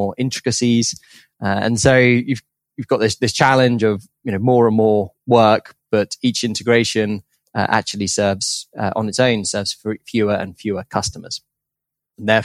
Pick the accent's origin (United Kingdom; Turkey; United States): United Kingdom; I grew up in just outside London in the UK